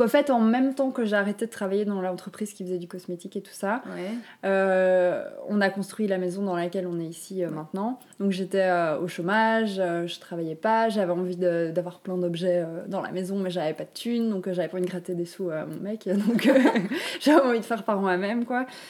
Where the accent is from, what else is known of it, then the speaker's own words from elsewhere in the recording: Walloon Brabant, Wallonia, Belgium; also born or lived in Brussels; je viens du Brabant-Wallon